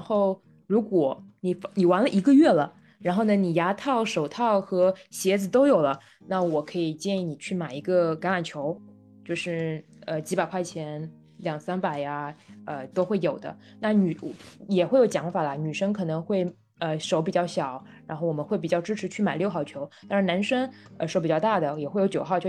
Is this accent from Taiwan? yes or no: no; Shanghai, China; 我是个上海人啊，就是从小在上海长大